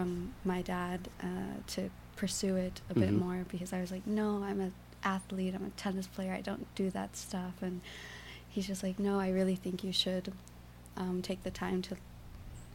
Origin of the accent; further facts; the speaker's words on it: Altamonte Springs, Florida, United States; moved away as an adult; also born or lived in Boca Raton, Florida / North Carolina / Puerto Rico / Savannah, Georgia; now in Berlin, Germany; I was born in Altamont Springs, Florida, to Puerto Rican parents, mm-hmm. and grew up just kind of in Florida and back and forth, also going to Puerto Rico.